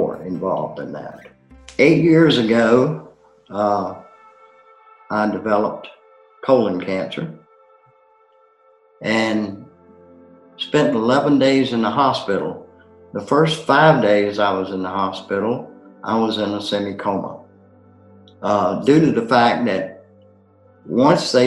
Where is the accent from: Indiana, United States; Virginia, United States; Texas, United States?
Virginia, United States; Hampton; moved away as an adult; also born or lived in Lynchburg, Virginia; I was born and raised in Hampton